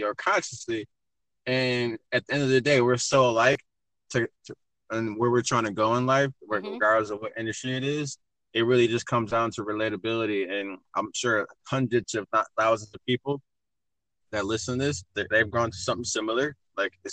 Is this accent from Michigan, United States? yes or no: yes; Michigan, United States; moved away as an adult; also born or lived in Phoenix, Arizona; I'm originally from Michigan, but I'm in love with Arizona